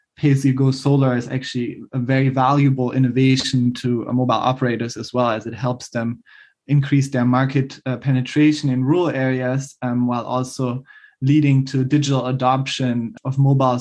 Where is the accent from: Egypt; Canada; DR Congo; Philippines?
DR Congo; in my home country, the Democratic Republic of Congo